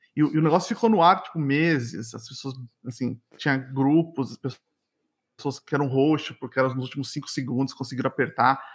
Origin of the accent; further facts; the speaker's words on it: São Paulo, Brazil; moved away as an adult; now in Montreal, Canada; eu cresci, nasci, cresci em São Paulo